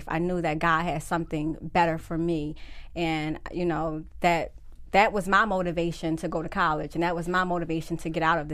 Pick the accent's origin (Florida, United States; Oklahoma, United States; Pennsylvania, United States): Pennsylvania, United States; Philadelphia; That's home you know, for us.